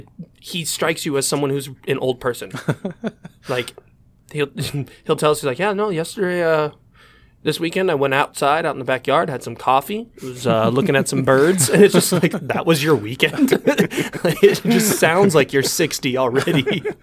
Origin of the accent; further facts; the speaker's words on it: Canyon Lake, United States; I know I'm from Canyon Lake.